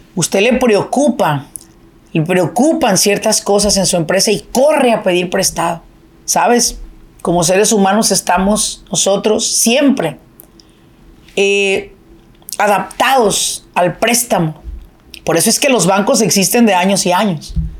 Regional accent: Apatzingán, Michoacán, Mexico; now in Irvine, United States; De donde yo soy es de Apatzingán, Michoacán

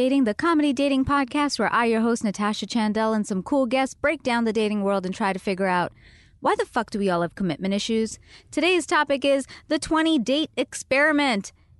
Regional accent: Canada; moved away; because we're both Canadians

